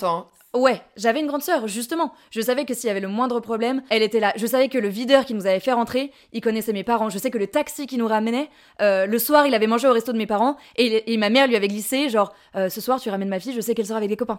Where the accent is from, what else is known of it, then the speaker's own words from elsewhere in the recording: Courchevel, Auvergne-Rhône-Alpes, France; moved away as an adult; also born or lived in Albertville; now in Paris, France; je suis née euh, à Albertville et j'ai grandi et vécu euh, born and raised à Courchevel